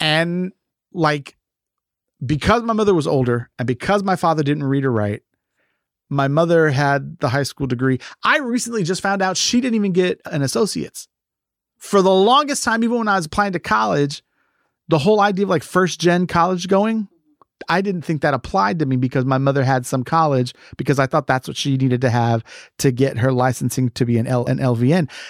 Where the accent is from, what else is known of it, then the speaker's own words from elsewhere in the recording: Galveston, Texas, United States; I grew up as an only child in an immigrant family here in Texas